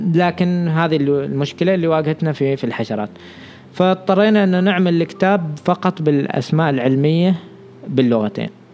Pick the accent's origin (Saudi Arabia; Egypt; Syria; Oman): Oman; نحن كمجتمع عماني عندنا اشياء خاطئه